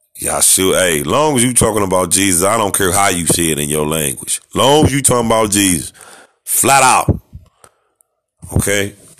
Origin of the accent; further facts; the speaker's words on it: United States; I am an American. I was born in America. Don't know nowhere else